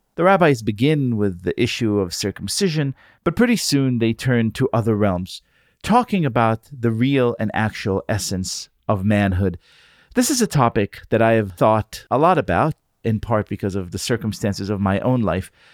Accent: Israel; I grew up in Israel in the 1980s.

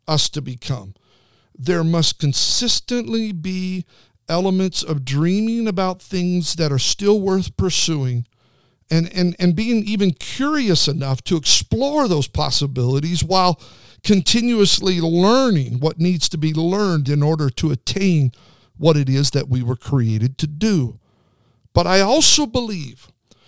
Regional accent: Twin Falls, Idaho, United States; I grew up in Twin Falls, Idaho, outside of Twin Falls, Idaho

